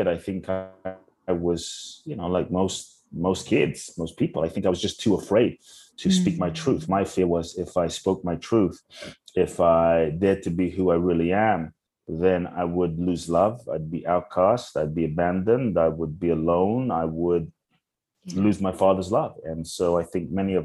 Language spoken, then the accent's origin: English; London, United Kingdom; also born or lived in Ghana; I grew up in London